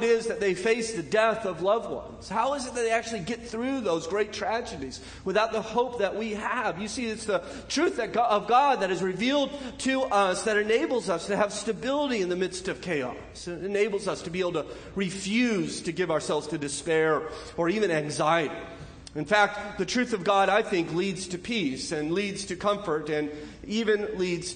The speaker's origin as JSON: {"language": "English", "region": "Southern California", "country": "United States", "tie": "born or raised there", "also_born_or_lived": "Northridge, California", "moved": "yes", "said": "Growing up in Southern California, you get somewhat used to them"}